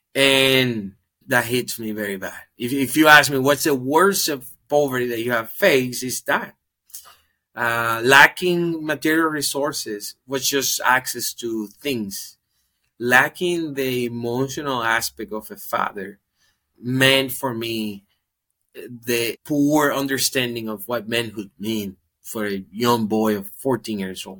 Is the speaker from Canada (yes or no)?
no; Dominican Republic; I'm from the Dominican Republic, born race and currently living in the Dominican Republic.